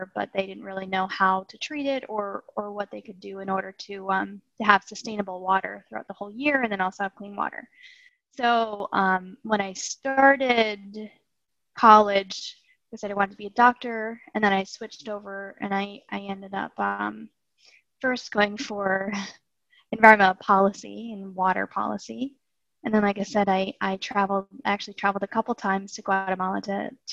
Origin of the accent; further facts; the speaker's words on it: Massachusetts, United States; I was born and raised in Massachusetts